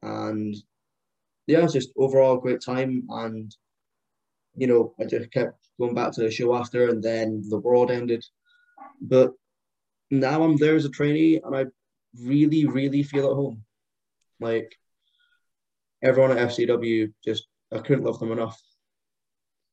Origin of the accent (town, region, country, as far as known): Scotland, United Kingdom; born or raised there; also born or lived in Liverpool; now in Perth, United Kingdom